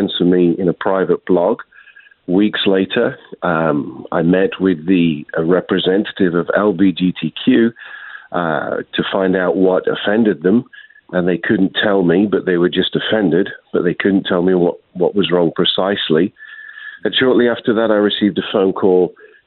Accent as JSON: {"language": "English", "country": "United Kingdom", "also_born_or_lived": "Washington State / Austin, Texas", "moved": "as an adult", "lives_now": "United States", "said": "I was an immigrant from the United Kingdom in 1999, and now a citizen with my family."}